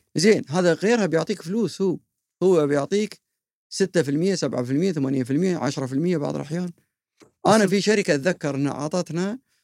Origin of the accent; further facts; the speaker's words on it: Qatar; واعتز وافتخر اني انا قطري